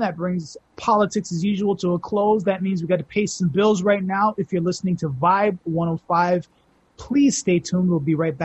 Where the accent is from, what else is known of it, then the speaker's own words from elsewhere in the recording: Toronto, Ontario, Canada; my entire life I've grown up, Dundas is such a integral part of everything I've grown up